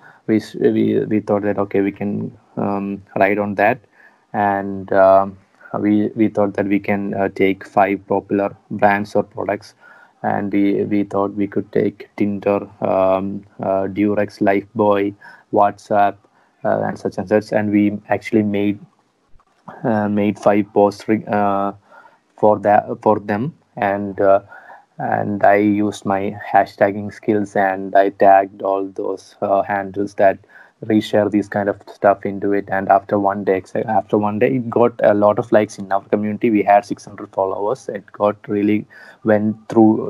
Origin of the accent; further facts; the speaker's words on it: Kottayam, Kerala, India; we are from a small city from Kottayam